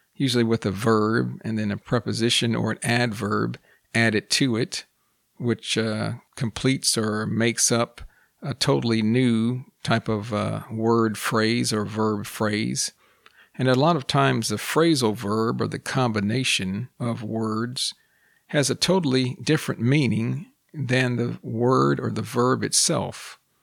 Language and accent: English; United States; first language English; I am also a native English speaker born and raised in the United States